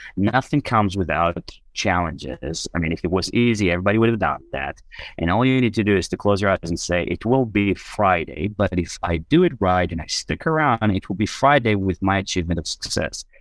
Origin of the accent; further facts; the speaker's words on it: Israel; moved away; I was born and raised in Israel